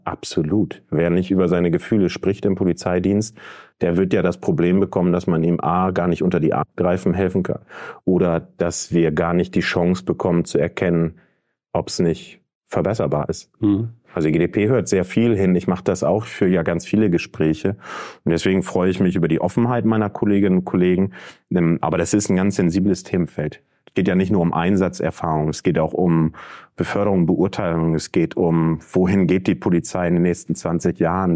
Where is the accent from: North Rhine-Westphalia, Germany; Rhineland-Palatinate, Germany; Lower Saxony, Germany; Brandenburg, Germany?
Lower Saxony, Germany; Verden district; also born or lived in Bremen / Berlin; Ich komme aus dem Landkreis Pferden. Ähm, da bin ich aufgewachsen, bin ich zur Schule gegangen